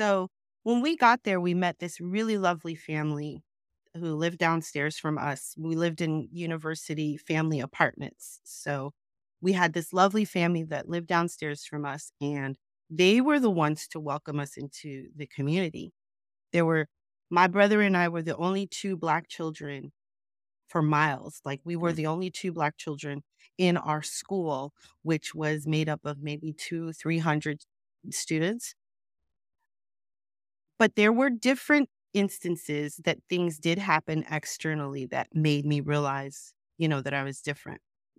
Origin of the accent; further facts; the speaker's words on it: New York City, New York, United States; also born or lived in Salt Lake City; we moved back to New York. And we lived in New York City. So I grew up mostly in Queens, New York.